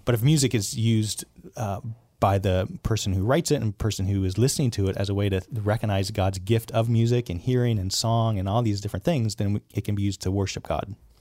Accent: Southern California, United States; I was born in Southern California

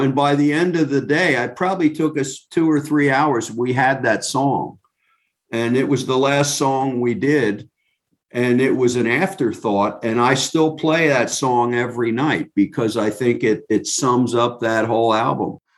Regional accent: New Jersey, United States; I'm from New Jersey, I'm not from Great Britain

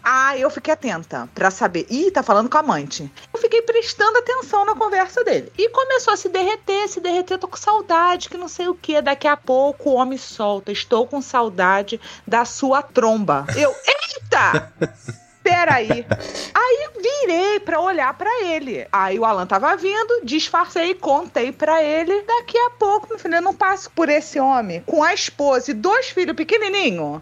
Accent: Rio de Janeiro, Brazil; eu sou carioca

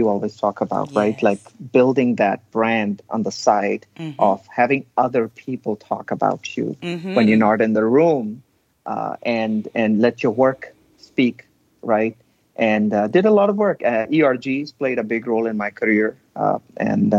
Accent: India; now in Texas, United States; I was born and raised in India, but this is home

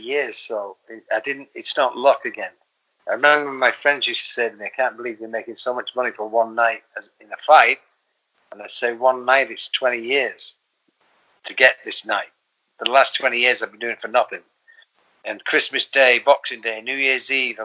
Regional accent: the north of England, United Kingdom; moved away as an adult; now in Los Angeles, United States; I'm from England, as you know, and I'm from the north of England, and jokes and stories we grew up with.

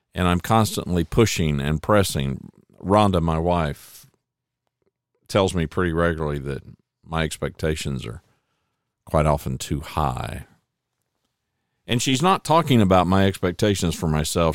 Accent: Oklahoma, United States; moved away as an adult; also born or lived in Louisiana; now in Dallas-Fort Worth, United States; I'm an O U fan 'cause, hey, I was born in Oklahoma

